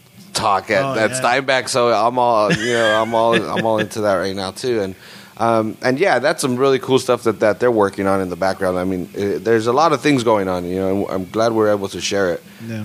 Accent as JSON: {"language": "English", "town": "Salinas", "region": "California", "country": "United States", "tie": "born or raised there"}